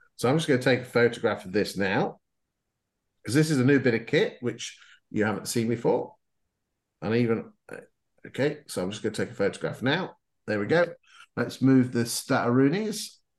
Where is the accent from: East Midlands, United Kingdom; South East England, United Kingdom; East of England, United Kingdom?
East Midlands, United Kingdom; Lincolnshire; I come from Lincolnshire, so we don't use posh words